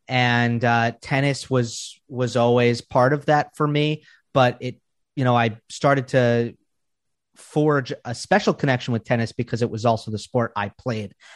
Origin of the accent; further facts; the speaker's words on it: Long Island, New York, United States; moved away as an adult; now in Los Angeles, United States; where I grew up and on Long Island